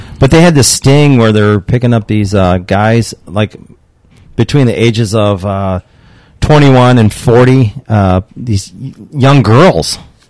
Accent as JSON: {"language": "English", "region": "Illinois", "country": "United States", "moved": "yes", "lives_now": "Nevada, United States", "said": "I'm from Illinois."}